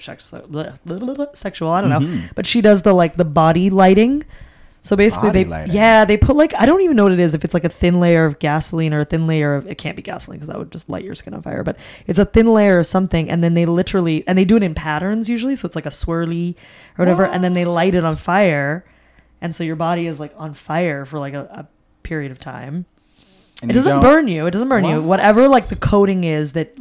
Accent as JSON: {"language": "English", "town": "Boston", "region": "Massachusetts", "country": "United States", "moved": "as an adult", "said": "I'm from Boston"}